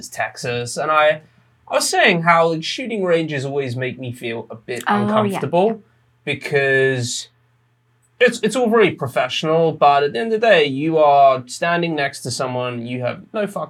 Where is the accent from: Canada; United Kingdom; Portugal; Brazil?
United Kingdom; England; moved away; I'm English